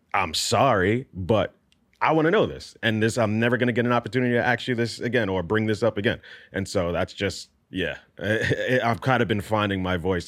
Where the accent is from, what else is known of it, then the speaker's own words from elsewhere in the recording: New York, United States; I grew up in New York in not the best neighborhood